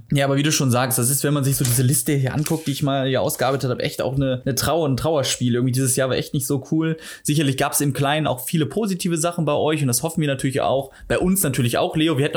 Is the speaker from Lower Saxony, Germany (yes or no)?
no; Duisburg, North Rhine-Westphalia, Germany; Nee, aus Duisburg ursprünglich komme ich